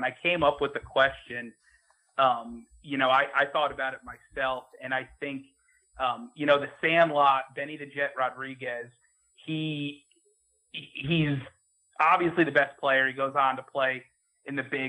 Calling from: Greenville, South Carolina, United States; So I'm actually calling from Greenville, South Carolina.

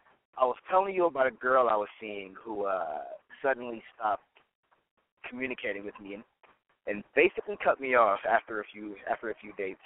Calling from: Studio City, California, United States; from Studio City.

